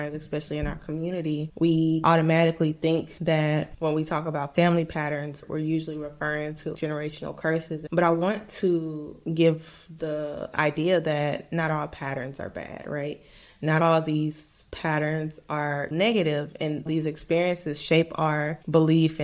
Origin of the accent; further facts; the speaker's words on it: St. Louis, Missouri, United States; moved away; also born or lived in Mississippi; I grew up in St. Louis